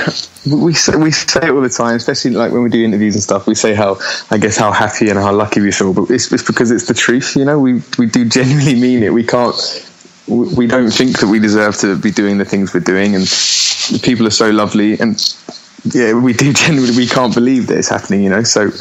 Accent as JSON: {"language": "English", "town": "Abbey Wood", "region": "London", "country": "United Kingdom", "tie": "born or raised there", "also_born_or_lived": "Greenwich", "said": "Okay, so yeah, I was born there, but then I grew up in a place called Abbey Wood, which is this kind of, I don't even know how to explain it, to be honest. Like loads of little estates"}